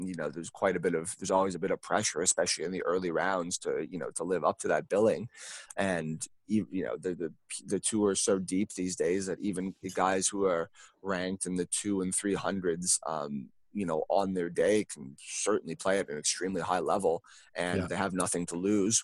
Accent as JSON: {"language": "English", "town": "Sudbury", "region": "Ontario", "country": "Canada", "tie": "born or raised there", "said": "growing up in Sudbury"}